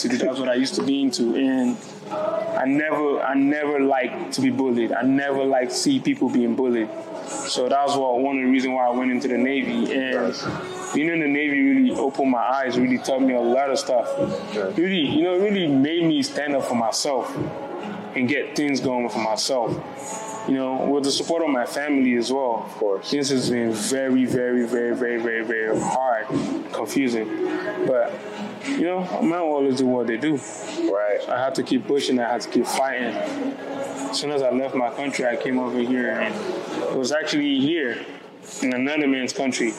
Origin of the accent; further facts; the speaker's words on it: Lagos, Nigeria; now in Cleveland, United States; I wasn't born here. I was born in Nigeria. I was born like deep deep in Nigeria, Lagos to be precise.